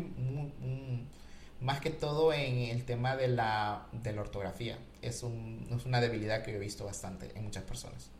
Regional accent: Honduras; Yo soy hondureño

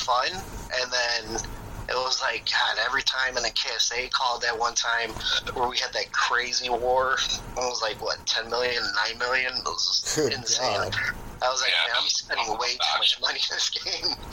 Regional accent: Chicago, Illinois, United States; I'm from Chicago, born and raised, not the suburbs, inner city, grew up in an all-Hispanic neighborhood

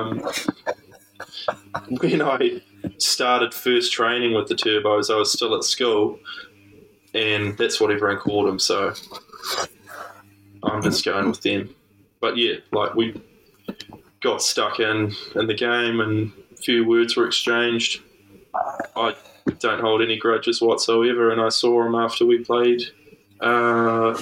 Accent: Pahiatua, Manawatū-Whanganui, New Zealand; grew up, born and raised in Paiatua, 40 minutes out of Palmy

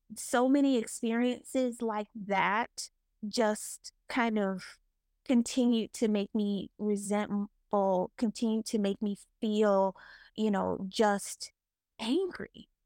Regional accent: the South, United States; growing up in the South

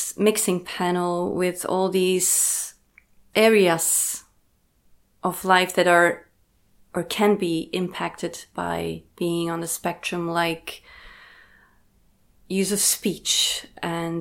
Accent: Belgium; I was born in 1988 in Belgium, so I'm 35.

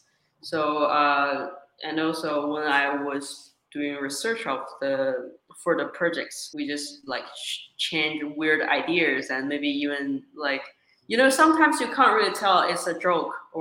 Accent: China; moved away as an adult; also born or lived in Australia; now in Los Angeles, United States; originally I'm from China. So I was born in China and I went to Australia for, like I said, undergrad study

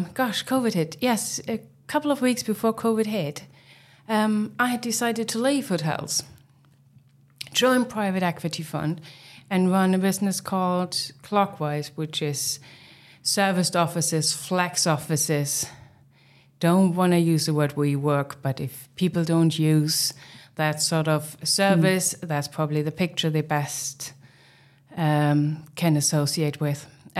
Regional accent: East Germany, Germany; English is a second language; moved away; Yeah, I mean, I'm originally from Germany, from East Germany. And I think I started off as a kitchen porter back in the days as a teenager.

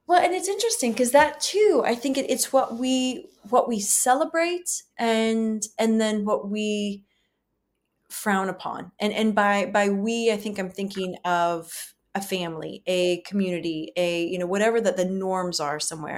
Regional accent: the South, United States; being women, um, being white women, you know, growing up in the South

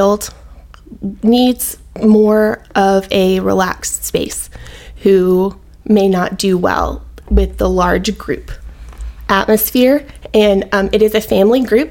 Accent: Louisiana, United States; moved away as an adult; also born or lived in Baton Rouge, Louisiana / Mandeville, Louisiana / Alabama; So I am from Louisiana. I was born in Baton Rouge, and I lived there until I was about 11. And then my parents got divorced, and I moved with my sister and I moved with my mom to Mandeville

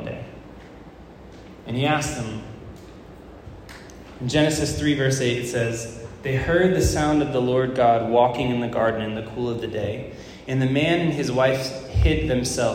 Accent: Florida, United States; moved away; I was from Florida

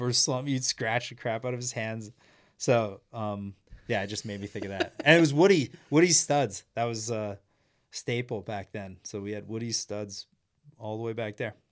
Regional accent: Humboldt, Saskatchewan, Canada; I grew up in Humboldt, Saskatchewan

